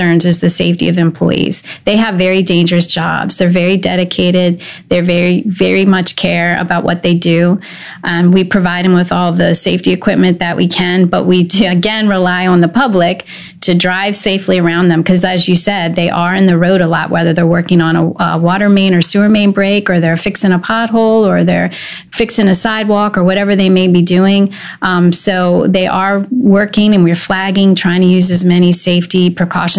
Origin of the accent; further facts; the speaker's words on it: Glen Burnie, Maryland, United States; also born or lived in Pasadena, Maryland; I grew up in Glen Burnie